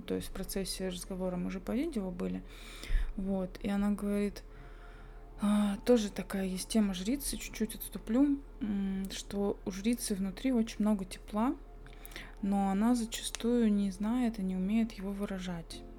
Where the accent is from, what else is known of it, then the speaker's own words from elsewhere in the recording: Belovo, Kemerovo Oblast, Russia; now in Tomsk, Russia; я выросла в Белово, Кемеровской области, небольшой городок